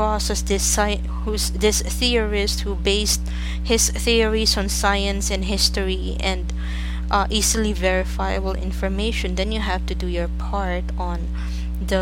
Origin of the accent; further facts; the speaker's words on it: Philippines; I'm from the Philippines